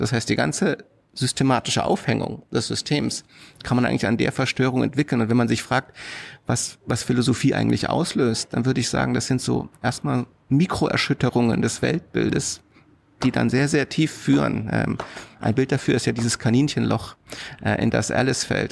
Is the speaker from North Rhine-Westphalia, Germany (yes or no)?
no; Karlsruhe, Baden-Württemberg, Germany; Ich bin in Karlsruhe groß geworden, hm. also in Süddeutschland